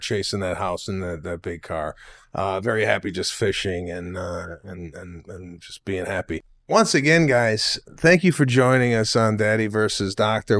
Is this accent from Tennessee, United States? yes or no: yes; Memphis, Tennessee, United States; born and raised in Memphis, a Spanish Jew from Memphis, Tennessee